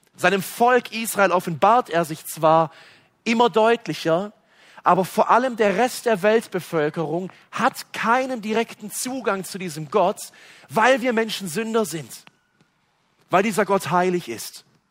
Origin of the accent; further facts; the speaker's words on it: West Germany, Germany; bei uns in Westdeutschland